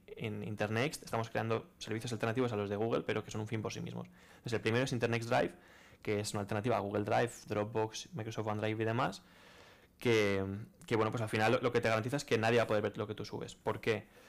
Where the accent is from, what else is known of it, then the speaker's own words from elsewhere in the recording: Valencia, Valencian Community, Spain; also born or lived in Rotterdam; yo soy de aquí de Valencia